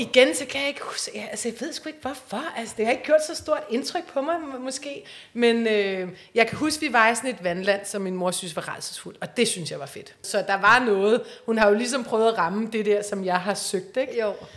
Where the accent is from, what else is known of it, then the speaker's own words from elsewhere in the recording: Copenhagen, Capital Region of Denmark, Denmark; Jeg er fra Yder